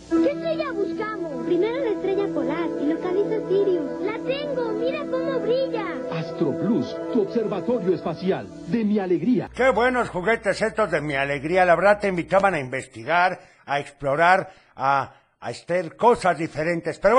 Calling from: Tepatitlán, Jalisco, Mexico; de Tepa.

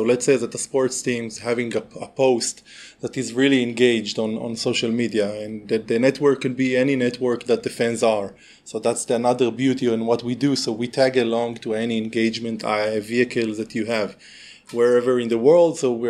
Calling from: Northern District, Israel; At the moment, I'm at home in the environment in Israel, in the upper north of the country, in the upper Galilee, it's called. I live in a kibbutz

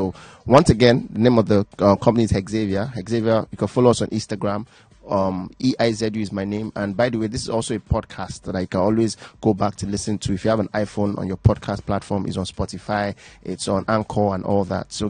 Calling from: Ikeja, Lagos, Nigeria; calling from Ikeja.

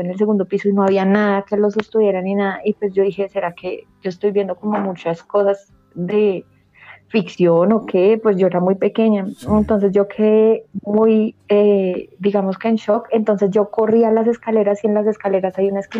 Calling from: Bogotá, Colombia; Ahorita desde Bogotá

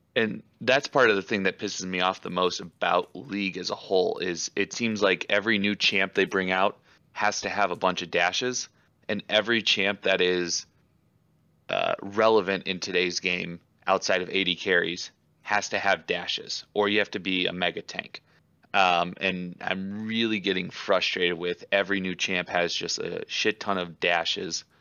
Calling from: Iowa, United States; I'm calling from the Iowa side of the Quad Cities.

